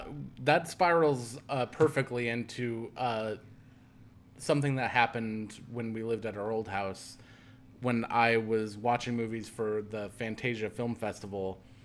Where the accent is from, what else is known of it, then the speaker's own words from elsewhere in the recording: Midwest, United States; cornfields were always kind of terrifying to me, even though I grew up in the Midwest.